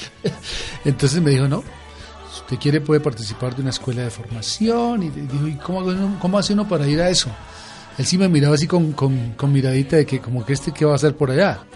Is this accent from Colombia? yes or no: yes; Villapinzón, Cundinamarca, Colombia; moved away; siempre regreso a mi pueblo